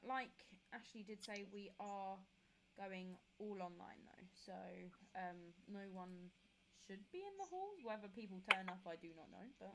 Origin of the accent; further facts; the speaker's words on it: Kent, South East England, United Kingdom; I'm from Kent, which is known as the COVID hotspot right now